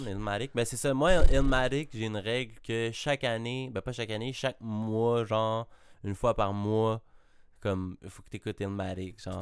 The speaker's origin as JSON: {"language": "French", "town": "Laval", "region": "Quebec", "country": "Canada", "said": "pour un gars de Montréal, je suis un Lavallois"}